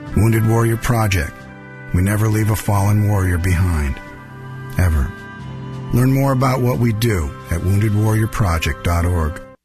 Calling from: Princeton, New Jersey, United States; I'm calling from Princeton, New Jersey

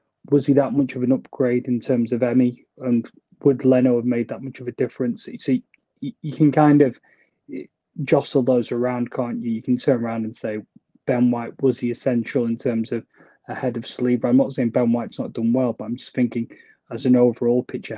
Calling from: Preston, North West England, United Kingdom; I'm joining you from the Northwest in Preston.

